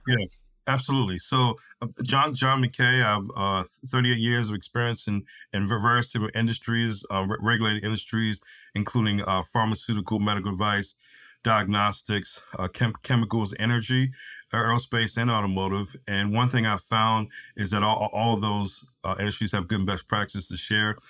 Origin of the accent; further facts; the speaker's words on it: East Coast, United States; moved away as an adult; also born or lived in Tennessee; now in San Diego, United States; having lived growing up on the East Coast, done all my formal training on the East Coast, lived lived in in Central Time in Tennessee, now in San Diego